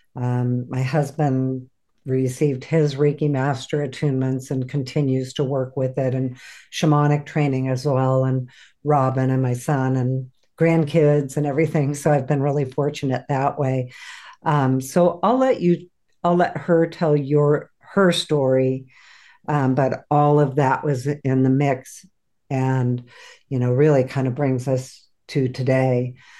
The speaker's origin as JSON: {"language": "English", "town": "San Diego", "region": "California", "country": "United States", "tie": "born or raised there", "also_born_or_lived": "Oregon", "moved": "as an adult", "said": "I grew up in San Diego, California, and ended up moving to Oregon"}